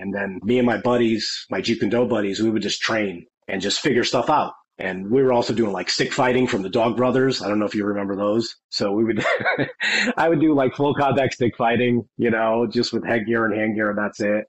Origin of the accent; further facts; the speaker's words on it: Connecticut, United States; moved away as an adult; also born or lived in California; I'm from Connecticut, which I live now again.